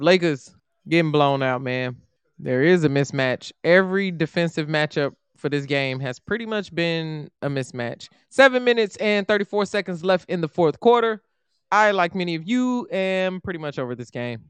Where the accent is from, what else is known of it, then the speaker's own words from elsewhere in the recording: Chicago, Illinois, United States; also born or lived in Indiana; I'm from Chicago